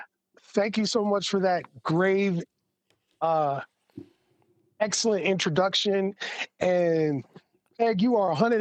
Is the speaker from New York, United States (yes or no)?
yes; New York City, New York, United States; now in Seattle, United States; I'm a native New Yorker, man. Don't get it twisted. I am from Brooklyn.